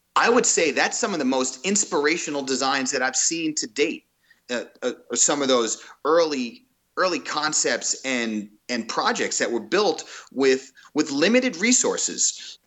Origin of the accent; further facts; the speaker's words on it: Five Towns, Long Island, New York, United States; now in California, United States; I grew up in the Five Towns